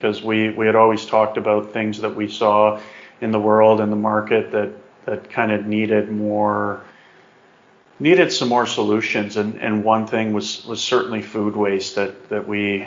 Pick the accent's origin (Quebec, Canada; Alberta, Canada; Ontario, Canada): Alberta, Canada; Calgary; Grew up, born and raised in Calgary